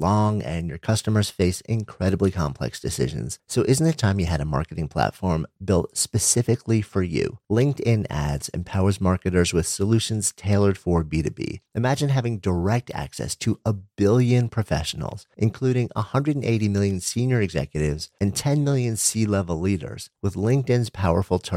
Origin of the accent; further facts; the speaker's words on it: New York City, New York, United States; beautiful New York City, my hometown